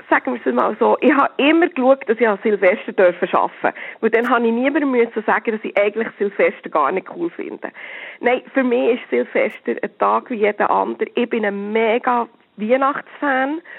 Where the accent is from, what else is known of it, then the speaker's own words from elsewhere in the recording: Switzerland; Und gerade als Schweizer muss man da manchmal wirklich ein Lehrgeld zahlen.